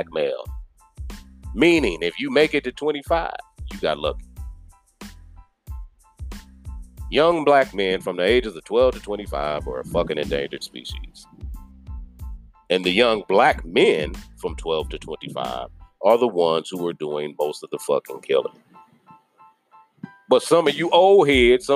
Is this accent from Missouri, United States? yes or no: yes; Kansas City, Missouri, United States; moved away as an adult; I'm born and raised in Kansas City. Born and raised in Kansas City